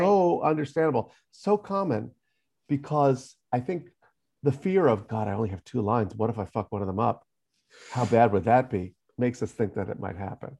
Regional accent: New York, United States; Mostly New York

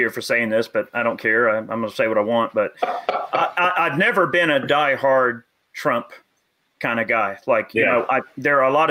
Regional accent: right outside of Atlanta, Georgia, United States; I grew up right outside of Atlanta, and I went to Lake Harbin Elementary over there

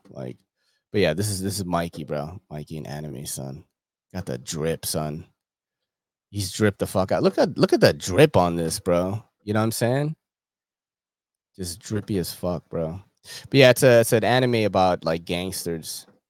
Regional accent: California, United States; I grew up in SoCal. I've worked at a lot of clinics there.

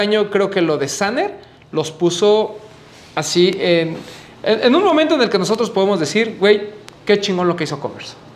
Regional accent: Mexico

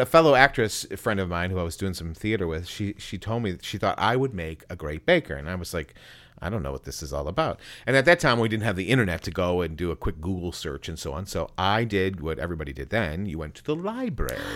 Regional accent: Buffalo, New York, United States; now in Greenville Spartanburg area, United States; I grew up in Western New York, the Big Apple, as it were, but not anywhere close to the city, Buffalo, Niagara Falls area

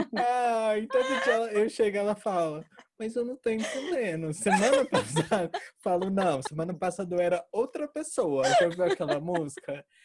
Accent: Uberlândia, Minas Gerais, Brazil; eu sou de Uberlândia

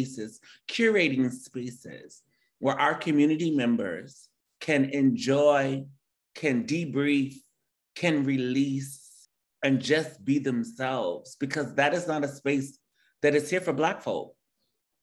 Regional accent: Detroit, Michigan, United States; born or raised there

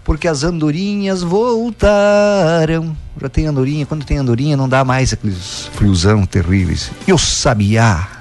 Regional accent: Brazil; Nós somos brasileiros

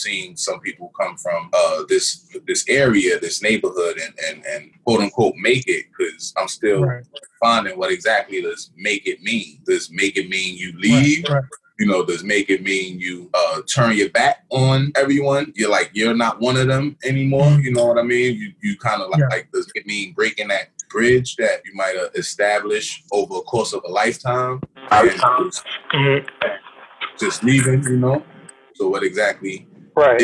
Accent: New York City, New York, United States; I was born in Brooklyn

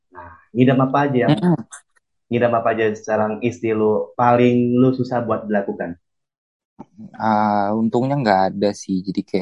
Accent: North Jakarta, Jakarta, Indonesia; ya kan gue gue anak Jakarta Utara bro

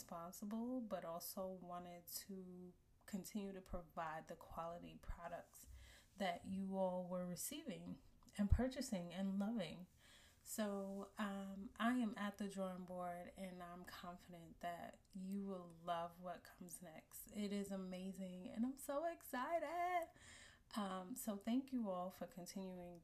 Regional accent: New York City, New York, United States; born and raised in Brooklyn, New York, and still living here.

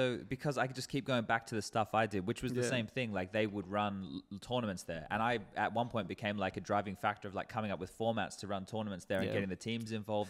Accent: Australia; moved away as an adult; now in Europe; for me as an Australian

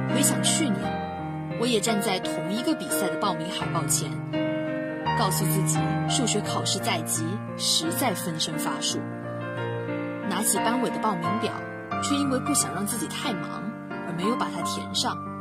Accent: Quanzhou, Fujian, China; moved away as an adult; now in Nanjing, China; 来自福建泉州。我在南京大学 距离我的家乡一千零七十四公里

